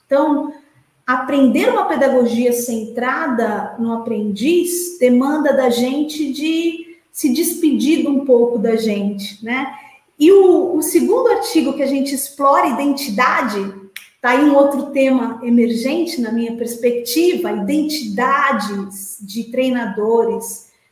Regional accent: Santos, São Paulo, Brazil; Eu sou de Santos, estudei esporte escolar em Santos

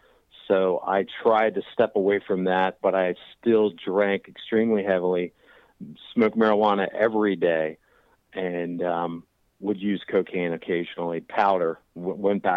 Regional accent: Washington, District of Columbia, United States; also born or lived in Delaware; now in Chapin, South Carolina, United States; I'm originally from the Washington, D.C. area, but I live in Chapin, South Carolina now

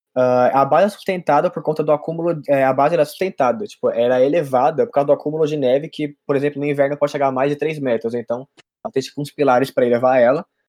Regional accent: Guarulhos, São Paulo, Brazil; eu sou de Guarulhos

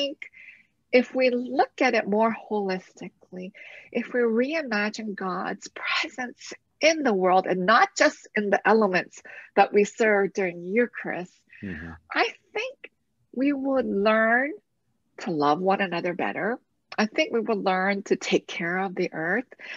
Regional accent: London, Ontario, Canada; I grew up in London, Ontario, where we said the Lord's Prayer every morning

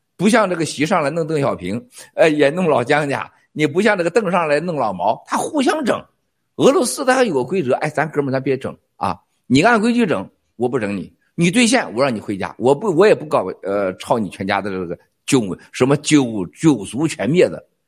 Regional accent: China; 我们都在中国出生、中国长大的

